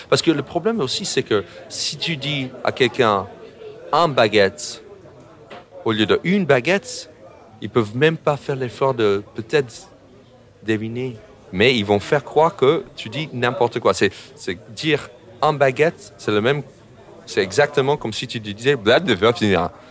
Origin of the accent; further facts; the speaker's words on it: United States; French is a second language; now in France; en tant qu'Américain